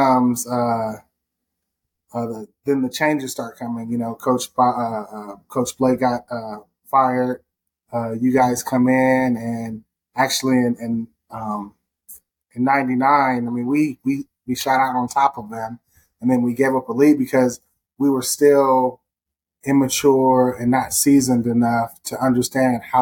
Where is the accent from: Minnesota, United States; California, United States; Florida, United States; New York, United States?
California, United States; moved away as an adult; also born or lived in Oklahoma; I came from California